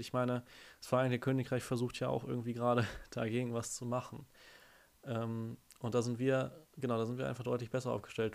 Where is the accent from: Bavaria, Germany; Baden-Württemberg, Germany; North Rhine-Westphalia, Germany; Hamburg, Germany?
North Rhine-Westphalia, Germany; Dortmund; now in Bochum, Germany; ich komme ja aus Dortmund, aber wohne jetzt hier in Bochum